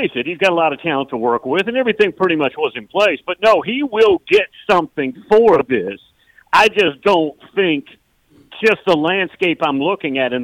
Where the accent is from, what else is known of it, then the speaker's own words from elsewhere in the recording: Sandusky, Ohio, United States; I'm a Buckeye for my life, and I grew up in Sandusky, Ohio